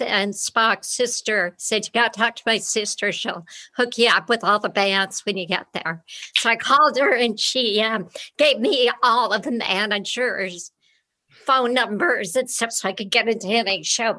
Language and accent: English; Beverly Hills, California, United States; it's a nice Beverly Hills house